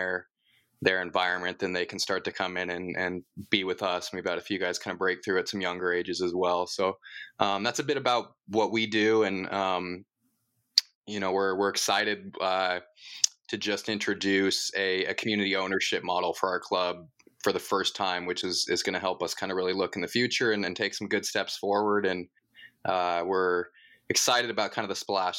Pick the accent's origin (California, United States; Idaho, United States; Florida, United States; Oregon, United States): Oregon, United States; Portland; also born or lived in Troutdale, Oregon / Colorado; I'm from Portland area, born here, as well as lived for, was born in Portland, lived there until I was about 10 years old, and family moved just a little bit east